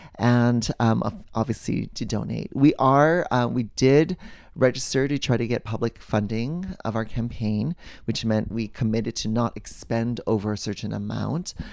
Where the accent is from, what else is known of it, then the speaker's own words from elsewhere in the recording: Hawaii, United States; I grew up in Walaiki, and we rode our bikes in the street